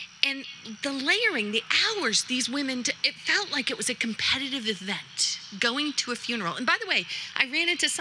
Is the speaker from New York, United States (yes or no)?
no; Worcester County, Massachusetts, United States; being a Yankee, born and raised in Worcester County by a single mother of five